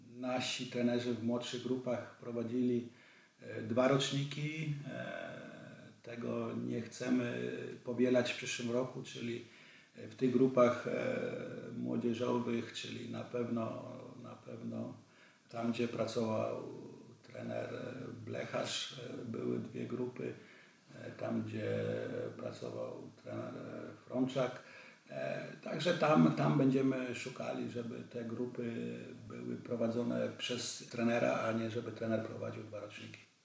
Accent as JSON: {"language": "Polish", "town": "Wrocław", "region": "Lower Silesian Voivodeship", "country": "Poland", "tie": "born or raised there", "also_born_or_lived": "Vienna, Austria / Bregenz, Austria", "moved": "as an adult", "said": "ja jestem wrocławianinem, tu się, tu się urodziłem na Uniwersyteckiej, bardzo blisko ratusza"}